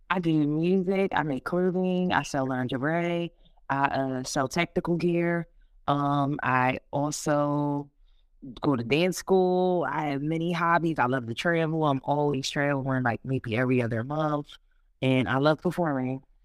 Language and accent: English; Philadelphia, Pennsylvania, United States; I'm originally from Philadelphia by background. I grew up in North Philly